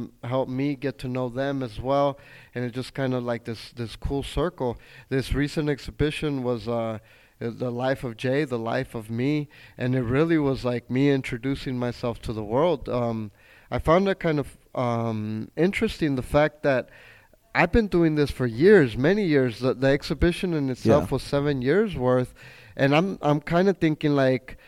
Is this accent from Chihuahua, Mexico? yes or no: yes; Chihuahua, Mexico; now in El Paso, United States; I am from Chihuahua